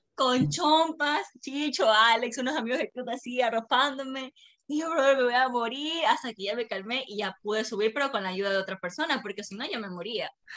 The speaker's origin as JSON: {"language": "Spanish", "town": "Machala", "region": "El Oro", "country": "Ecuador", "said": "somos una ciudad pequeña, la verdad somos una ciudad"}